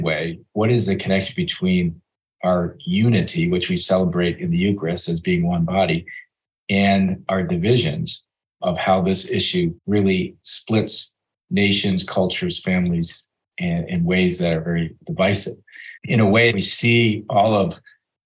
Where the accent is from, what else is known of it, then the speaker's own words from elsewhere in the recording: United States; as an American